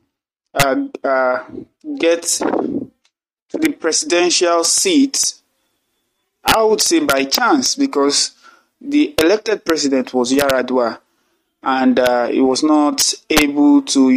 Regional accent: Nigeria; as a Nigerian

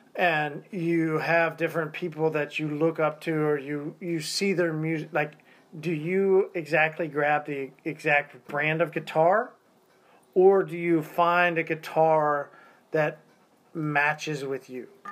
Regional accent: Tulsa, Oklahoma, United States; also born or lived in Arkansas; I was grown up in Tulsa, Oklahoma

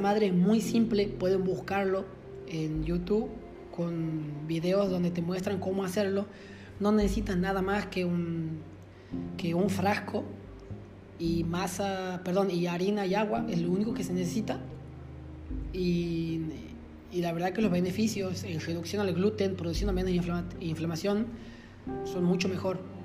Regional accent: Loreto, Argentina; moved away; en mi pueblo, en Loreto, digo pueblo, ya es una ciudad

